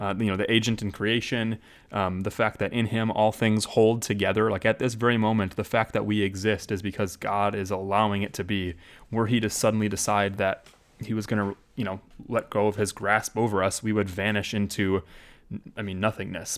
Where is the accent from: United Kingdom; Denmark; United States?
United States